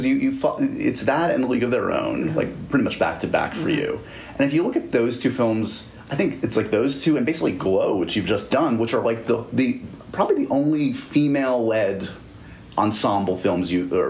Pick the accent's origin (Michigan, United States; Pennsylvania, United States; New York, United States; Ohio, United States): New York, United States; New York City; as a New Yorker, as a born-bred New Yorker